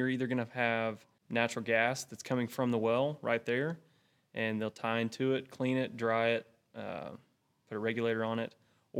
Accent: Graham, Texas, United States; I grew up in a small town called Graham

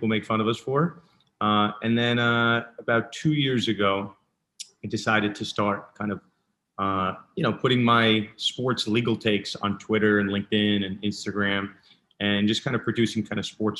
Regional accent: New York, United States; I'm born and raised in New York. I grew up in the suburbs.

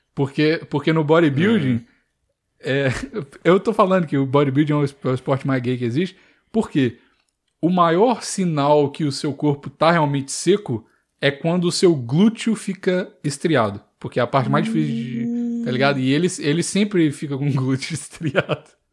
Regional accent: Curvelo, Minas Gerais, Brazil; Eu, a parte de mãe é de Curvelo, a parte de pai é de Uberlândia. E eu nasci em Curvelo

